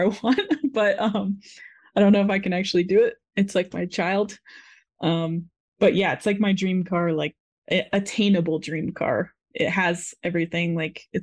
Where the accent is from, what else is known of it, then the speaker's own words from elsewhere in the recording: Florida, United States; I'm from Florida, where there's no mountains